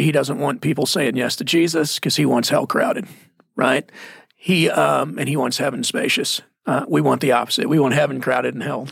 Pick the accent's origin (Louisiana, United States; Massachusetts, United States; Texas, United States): Texas, United States; Mesquite; I'm from Mesquite, Texas